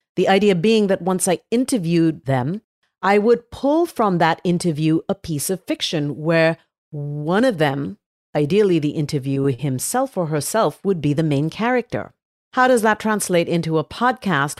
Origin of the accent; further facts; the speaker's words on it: Mumbai, Maharashtra, India; now in San Francisco, United States; Yes, I was born in Bombay, which most people know as Mumbai. It is Mumbai, but we grew up calling it Bombay.